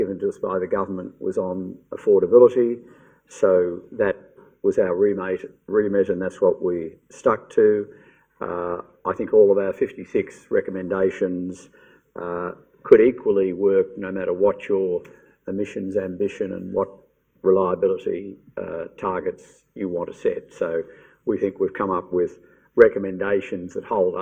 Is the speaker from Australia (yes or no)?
yes; Victoria, Australia; I'm in Victoria, it's my home state